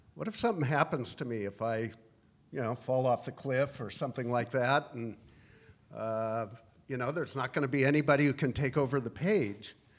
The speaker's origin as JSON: {"language": "English", "region": "Washington", "country": "United States", "tie": "born or raised there", "also_born_or_lived": "Alaska / Midwest / New York City", "moved": "as an adult", "said": "I was born in Alaska and moved to Washington when I was two years old."}